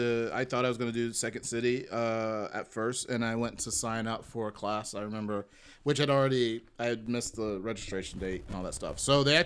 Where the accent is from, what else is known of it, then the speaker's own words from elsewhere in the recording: Atlanta, Georgia, United States; moved away as an adult; also born or lived in Chicago; now in Los Angeles, United States; So I'm originally from Atlanta, Georgia. ATL. And I spent about 4.5 years in Chicago.